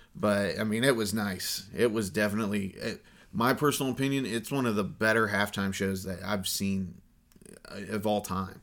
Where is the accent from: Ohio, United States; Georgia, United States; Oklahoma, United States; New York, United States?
Ohio, United States; Columbus; we're from Columbus, Ohio